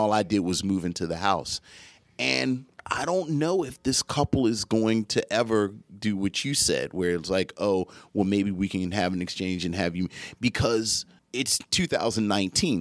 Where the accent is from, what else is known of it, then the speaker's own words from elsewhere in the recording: Philadelphia, Pennsylvania, United States; we're from Philadelphia